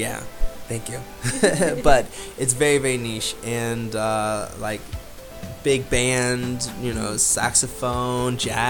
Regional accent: Florida, United States; now in Krakow, Poland; America, but mainly Florida.

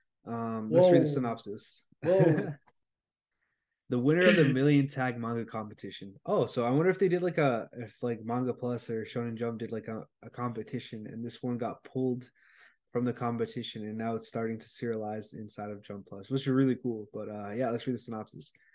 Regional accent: United States; I'm like a American dude.

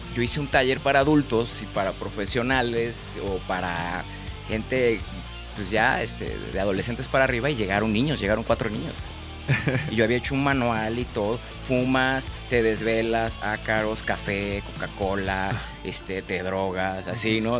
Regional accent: Guadalajara, Jalisco, Mexico; also born or lived in Villahermosa, Tabasco, Mexico; Yo nací en Villahermosa, Tabasco, registrado en Mérida y soy de Guadalajara

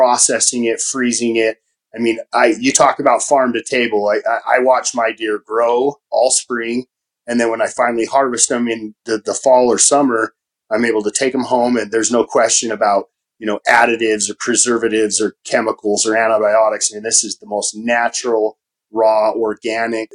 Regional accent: Utah, United States; growing up in Utah

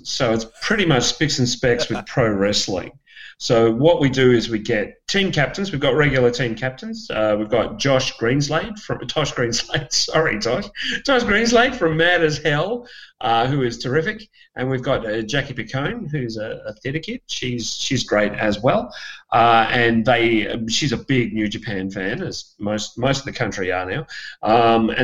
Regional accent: Perth, Western Australia, Australia; Perth, which is my hometown

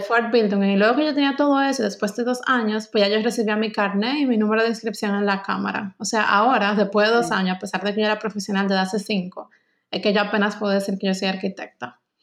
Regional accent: Dominican Republic; moved away as an adult; also born or lived in Stuttgart, Germany; now in Germany

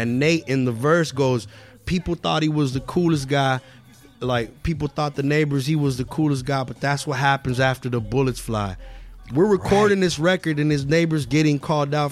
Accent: Los Angeles, California, United States; we live in Los Angeles

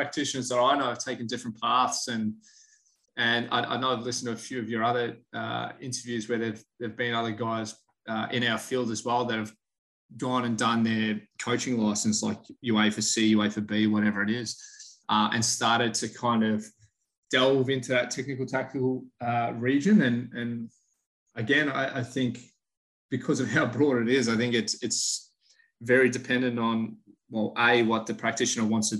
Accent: Australia; moved away as an adult; also born or lived in Orlando, United States; now in Houston, United States; I born and raised in Australia, but now currently head of sports science at Houston Dynamo FC

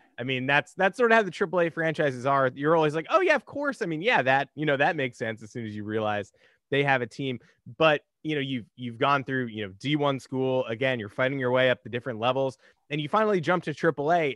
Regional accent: New York, United States; I grew up in New York

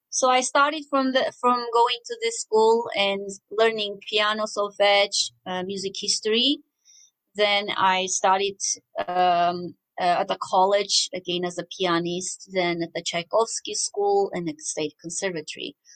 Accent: Armenia; moved away as an adult; also born or lived in United States; growing up in Armenia

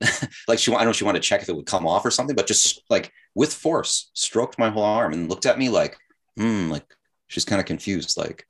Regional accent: Chicago, Illinois, United States; now in South Korea; I came from Chicago too, so maybe that's why.

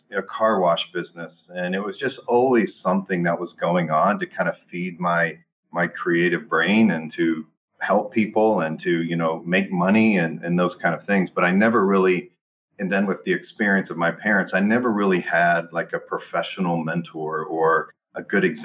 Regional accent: Western Pennsylvania, United States; moved away as an adult; also born or lived in Fort Worth, Texas / Dallas, Texas; now in Texas, United States; I grew up in Western Pennsylvania

